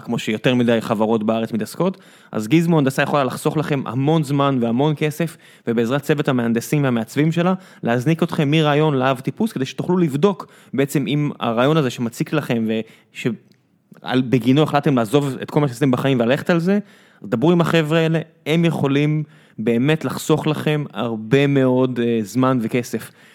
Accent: Beersheba, Southern District, Israel; moved away as an adult; now in Tel Aviv, Israel; כבאר שבעי

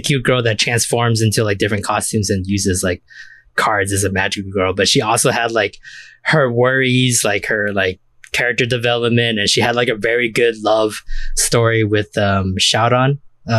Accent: United States; for us growing up in the States

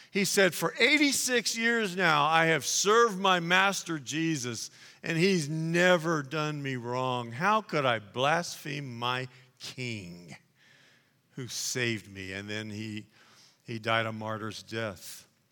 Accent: Dallas, Texas, United States; I was born in Dallas

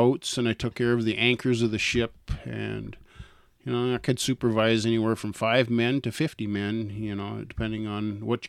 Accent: North Dakota, United States; moved away; also born or lived in Idaho / Virginia Beach, Virginia; I'm from North Dakota, don't you know?

